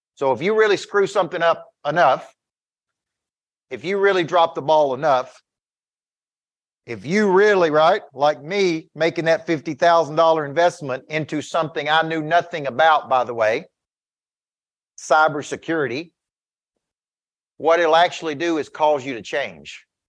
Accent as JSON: {"language": "English", "town": "Woodbury", "region": "Tennessee", "country": "United States", "said": "I'm from Woodbury"}